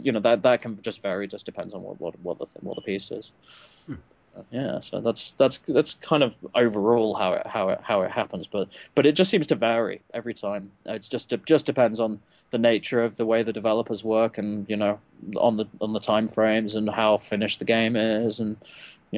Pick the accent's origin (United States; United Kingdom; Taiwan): United Kingdom; England; We didn't have G.I. Joe in England when I was growing